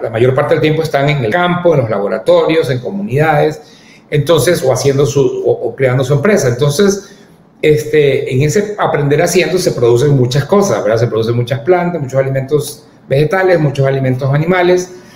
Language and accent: Spanish; Ecuador; yo como ecuatoriano